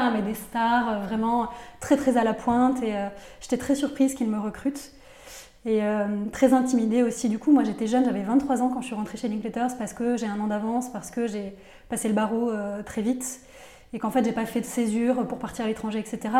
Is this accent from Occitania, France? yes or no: yes; Nîmes, Occitania, France; moved away as an adult; also born or lived in Paris / United States; une jeune fille qui vivait en province. Je vivais à Nîmes, donc moi je viens du sud de la France